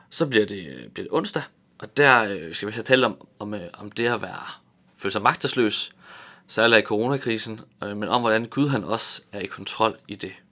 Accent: Tanzania; Jeg voksede op i Tanzania i Østafrika

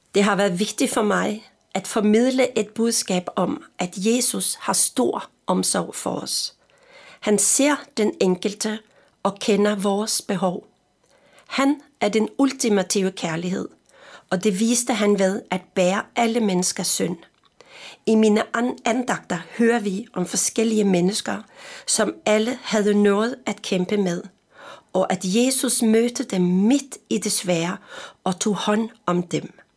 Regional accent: Østfold, Norway; Danish is a second language; also born or lived in Frederiksberg, Denmark; now in Denmark; Jeg er jo nordmand

